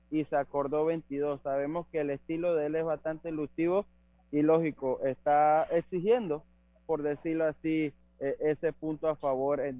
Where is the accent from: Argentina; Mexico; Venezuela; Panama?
Panama; nosotros como panameños estamos acostumbrados a ver